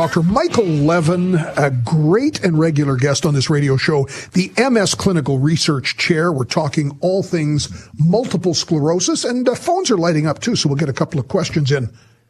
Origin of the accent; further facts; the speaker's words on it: North Battleford, Saskatchewan, Canada; it's my hometown radio station, North Battleford.